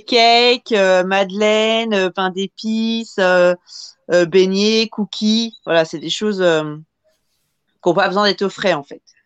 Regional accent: France; je suis française

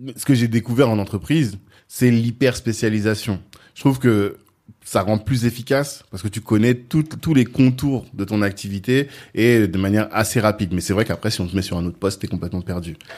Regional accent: France; j'ai grandi en France

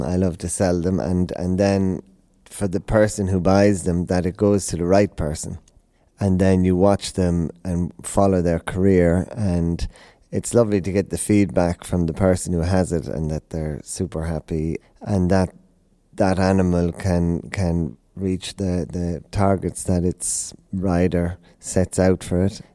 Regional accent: Tipperary, Munster, Ireland; now in Hickstead, United Kingdom; coming from Ireland, uh, Tipperary, we had the pony club and uh, hunting

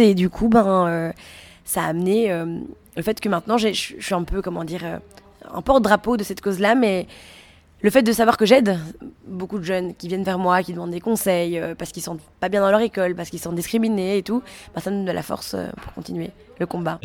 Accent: Belgium; moi je suis belge

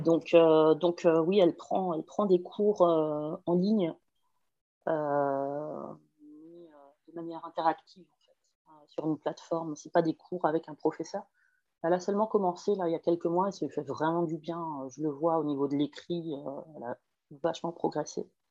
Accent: Pays de la Loire, France; moved away as an adult; now in Ireland; je suis originaire de Loire-Atlantique en France et j'habite en Irlande depuis très longtemps

